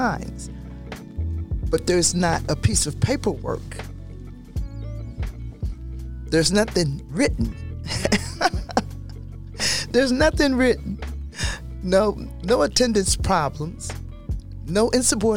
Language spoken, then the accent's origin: English; the South, United States; I grew up in the South under Jim Crow law